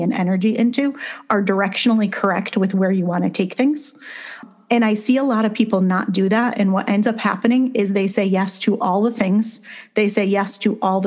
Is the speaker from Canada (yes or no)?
no; Connecticut, United States; I grew up in Connecticut